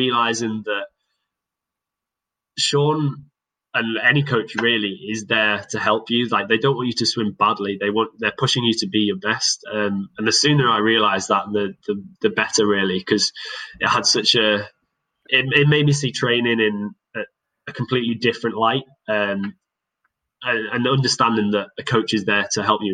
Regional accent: Cockermouth, North West England, United Kingdom; now in Loughborough, United Kingdom; it's always going to be home.

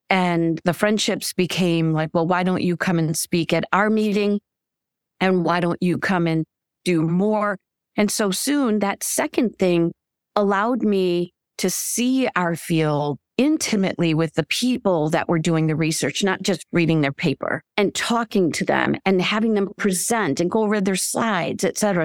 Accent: Michigan, United States; moved away as an adult; also born or lived in Chicago / Saint Louis; I was, uh, born and raised in Michigan

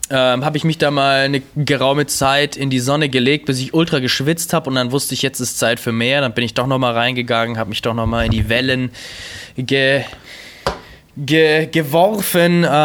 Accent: Germany

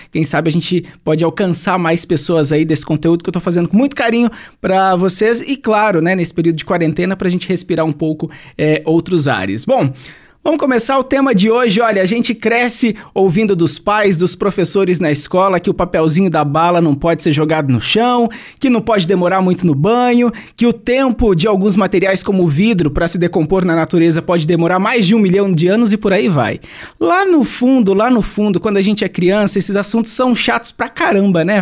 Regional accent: Santo Antônio da Platina, Paraná, Brazil; lá no meu país, em Santo Antônio da Platina

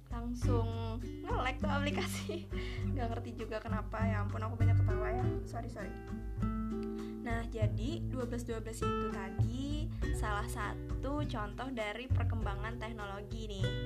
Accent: South Kalimantan, Indonesia; bakalan ngasih contoh dari daerahku sendiri Kabupaten Banjar

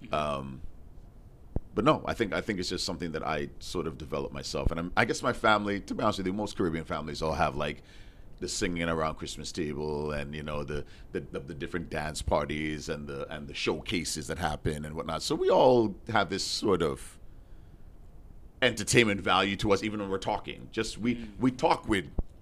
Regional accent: Toronto, Ontario, Canada; I grew up in Toronto. I was born in Mount Sinai Hospital, downtown Toronto

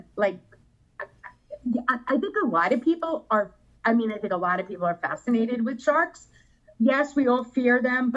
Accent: New York, United States; I'm from New York

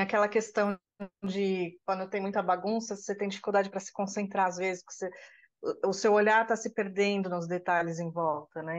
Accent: São Paulo, Brazil; Eu sou de São Paulo

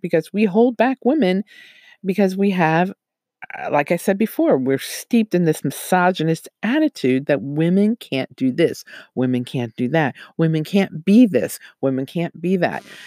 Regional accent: United States

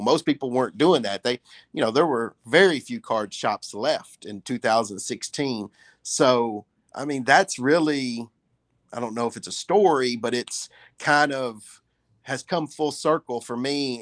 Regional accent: Huntingdon, Tennessee, United States; moved away; I was selling cards when I was twelve years old at the flea market there in Huntingdon

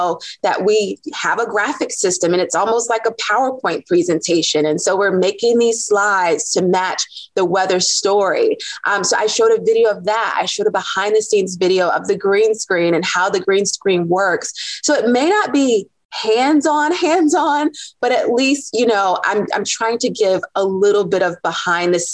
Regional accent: Norfolk, Virginia, United States; I'm from Norfolk, Virginia.

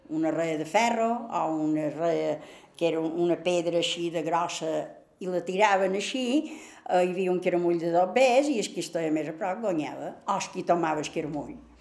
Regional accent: Manacor, Balearic Islands, Spain; vàrem néixer totes a Sant Fortesa, són quatre germanes i un germà, vaig viure a Sant Fortesa fins que mos casaren

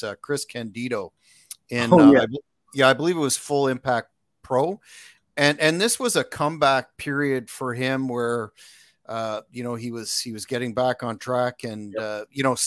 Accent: Canada; being Canadian myself

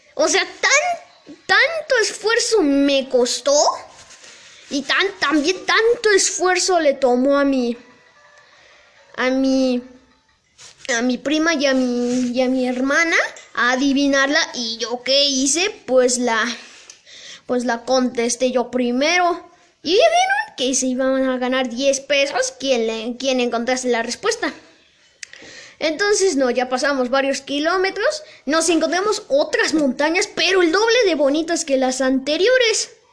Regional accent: San Felipe Ixtapa, Oaxaca, Mexico; moved away; es mi pueblo natal, donde yo nací. San Felipe Ixtapa, Oaxaca

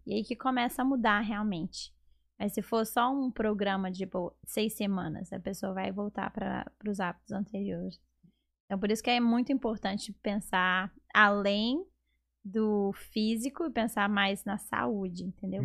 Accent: Belo Horizonte, Minas Gerais, Brazil; moved away as an adult; now in Atlanta, United States; eu sou de Belo Horizonte

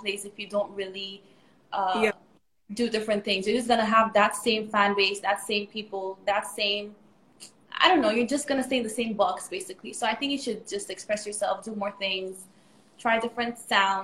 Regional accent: Nigeria; So I grew up in Nigeria, actually. Like, I've been in Nigeria for almost all my life.

